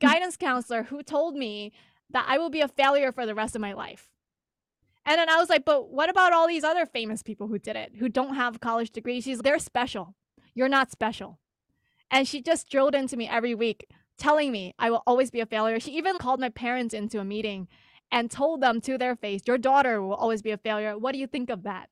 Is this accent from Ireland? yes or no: no; United States; I'm Asian American